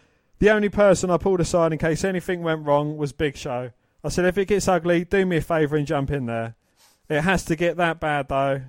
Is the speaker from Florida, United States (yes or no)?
no; Detroit, Michigan, United States; I grew up in Detroit and fought on ESPN kickboxing before it was MMA.